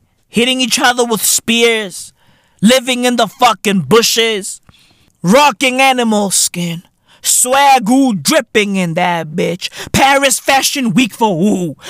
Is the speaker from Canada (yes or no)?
no; Boksburg, Gauteng, South Africa; Bruv, I'm from Boksburg.